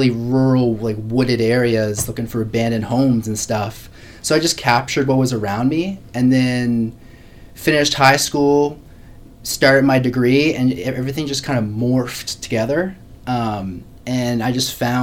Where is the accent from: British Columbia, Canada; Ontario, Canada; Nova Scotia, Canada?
Nova Scotia, Canada; Hubbards; also born or lived in Halifax; I grew up in St. Margaret's Bay, which is just, it's in the southeast part of Nova Scotia. And basically grew up in a really rural town, Hubbard's